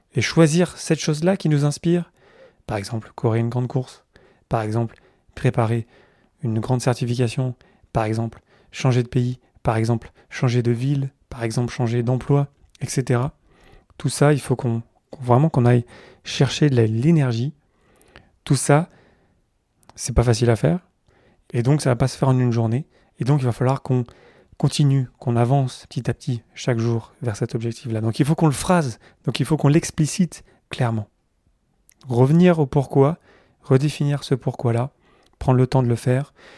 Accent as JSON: {"language": "French", "town": "Carpentras", "region": "Provence-Alpes-Côte d'Azur", "country": "France", "said": "je suis de là-bas, à côté du, Mont Ventoux, dans le sud-est de la France. Euh, je suis né à Carpentras, à côté d'Avignon"}